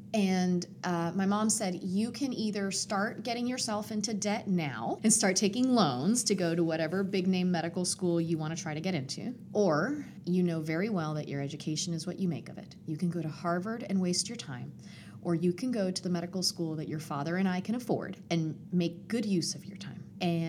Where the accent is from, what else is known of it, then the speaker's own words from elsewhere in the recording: Puerto Rico; also born or lived in Atlanta; My mom is Puerto Rican. I was born in Atlanta, but I was raised extremely Puerto Rican. And we moved to Puerto Rico when I was 10 years old. When we moved to the mountains in Puerto Rico, we were in love with the community.